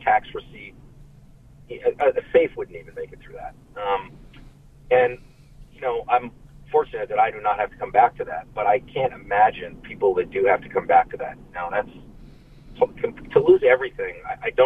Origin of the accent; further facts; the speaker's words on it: New York, United States; now in California, United States; I'm actually from New York. I grew up outside